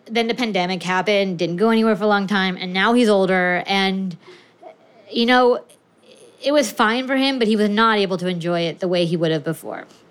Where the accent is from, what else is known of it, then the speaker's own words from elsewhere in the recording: California, United States; I'm from California.